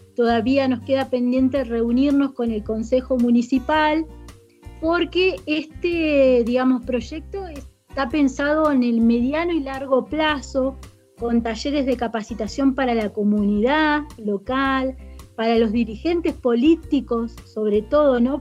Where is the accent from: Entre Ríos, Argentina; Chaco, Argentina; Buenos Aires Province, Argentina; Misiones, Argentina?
Entre Ríos, Argentina; Paraná; moved away as an adult; now in Caviahue, Argentina; yo me vine de Entre Ríos a estudiar